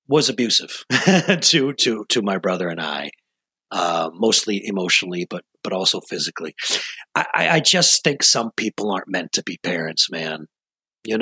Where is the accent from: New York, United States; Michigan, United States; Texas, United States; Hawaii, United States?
New York, United States; Rochester; I was born and raised in Rochester, New York, long, long, long time ago.